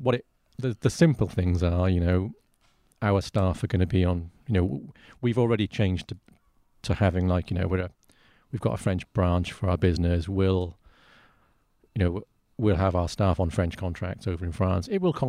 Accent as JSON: {"language": "English", "country": "United Kingdom", "said": "everything that then you're spending, like, as a Brit, is more expensive because of the exchange rate."}